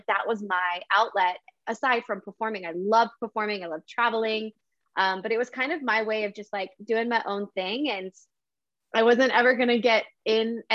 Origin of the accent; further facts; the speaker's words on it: New Mexico, United States; moved away as an adult; I'm originally from New Mexico